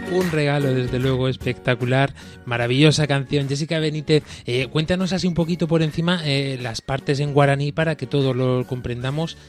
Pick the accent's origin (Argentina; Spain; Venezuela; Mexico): Spain; Andalusia; now in Murcia, Spain; de mi tierra, de Andalucía, del sur de España